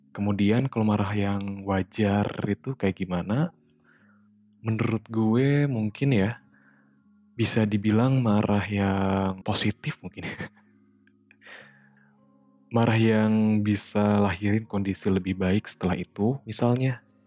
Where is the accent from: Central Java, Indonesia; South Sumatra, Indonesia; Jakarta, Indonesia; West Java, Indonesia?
West Java, Indonesia; accent: Sundanese; aksen Sunda gue keluar